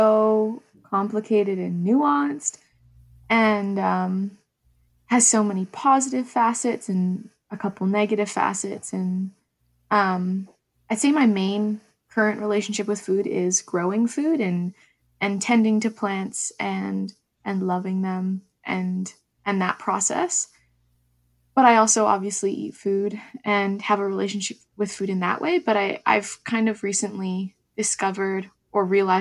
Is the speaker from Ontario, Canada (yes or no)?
yes; Ontario, Canada; moved away; I grew up on Anishinaabe territory in so-called Ontario, and now I'm currently located in Kwungan and Wasanich territories.